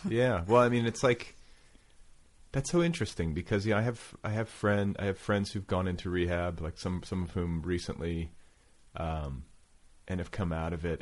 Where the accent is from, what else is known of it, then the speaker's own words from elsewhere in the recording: Indiana, United States; I was raised in Indiana